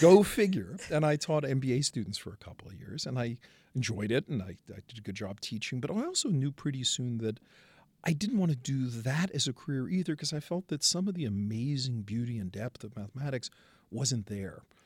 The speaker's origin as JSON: {"language": "English", "town": "New York City", "region": "New York", "country": "United States", "said": "I come from Brooklyn."}